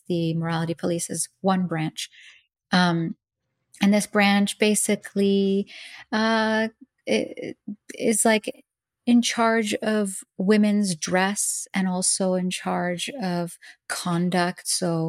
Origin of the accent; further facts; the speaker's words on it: Dubai, United Arab Emirates; born there; I am an Iranian American. I was born in Dubai, United Arab Emirates. I was born after the revolution of 1979. My parents were not living in Iran when I was born, obviously.